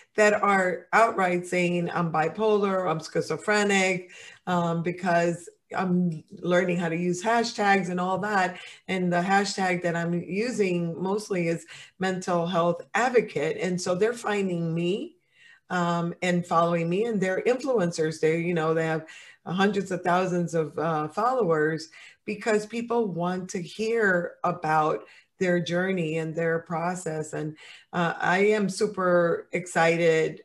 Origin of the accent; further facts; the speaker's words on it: Dominican Republic; now in United States; I'm Latin, and in my country, and I'm from the Dominican Republic